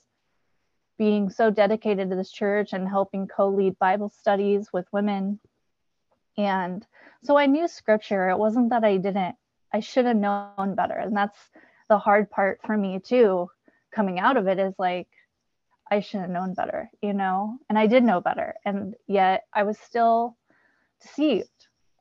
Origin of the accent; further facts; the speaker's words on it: California, United States; also born or lived in Kansas; my dad moved us to California when I was 7, where his family lives